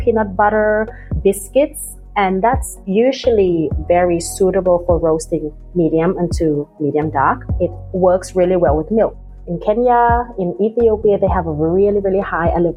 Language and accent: English; Thailand; now in Sydney, Australia; I'm originally from Thailand. We actually been drinking sweet iced coffee with condensed milk since a young age.